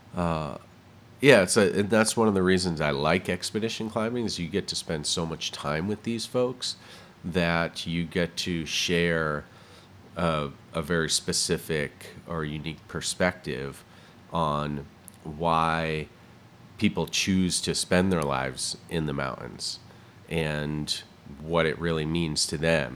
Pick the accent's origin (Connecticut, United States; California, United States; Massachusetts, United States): Connecticut, United States; Southington; moved away as an adult; also born or lived in Vermont; now in Pacific Northwest, United States; I was born and raised in the Northeast, in Connecticut and Vermont